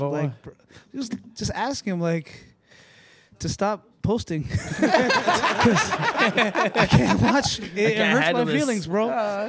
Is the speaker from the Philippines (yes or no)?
yes; Philippines